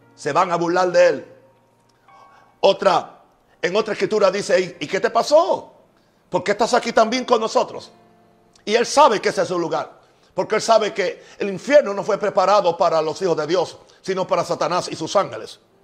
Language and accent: Spanish; United States; mi país, en Estados Unidos